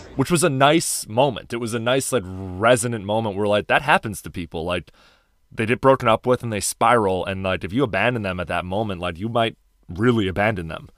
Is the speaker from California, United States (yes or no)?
no; Chicago, Illinois, United States; moved away; Dialing in from my hometown of Chicago, Illinois